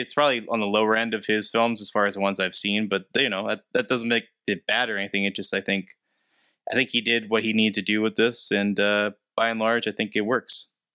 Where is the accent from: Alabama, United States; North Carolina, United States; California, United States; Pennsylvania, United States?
Pennsylvania, United States; hometown where Andy Warhol is buried; he's buried in my hometown